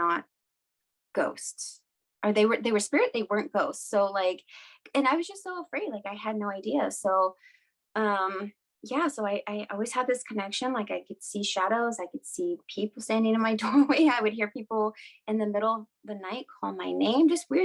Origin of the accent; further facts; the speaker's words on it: Washington, United States; So I'm Native American. I am from two different tribes in Washington State, Lummi and Nooksack. They are basically like on the border of Canada, like right on the coast.